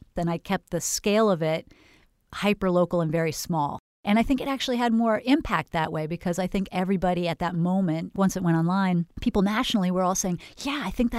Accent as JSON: {"language": "English", "region": "California", "country": "United States", "moved": "as an adult", "said": "I was from Northern California and moved to Florida and wondered why the farmers markets had no farmers at them."}